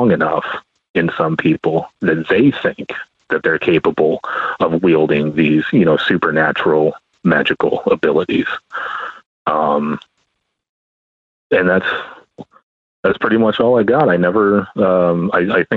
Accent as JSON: {"language": "English", "region": "Arizona", "country": "United States", "tie": "born or raised there", "said": "I'm from Arizona"}